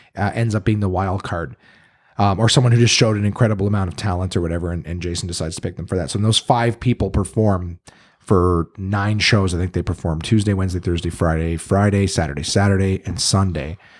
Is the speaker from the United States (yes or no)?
no; Ottawa, Ontario, Canada; I moved here when I was one or two